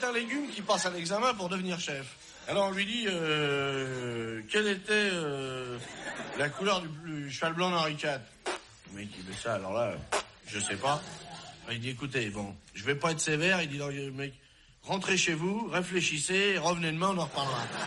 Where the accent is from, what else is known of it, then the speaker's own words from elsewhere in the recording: Marseille, Provence-Alpes-Côte d'Azur, France; comme on dit chez nous à Marseille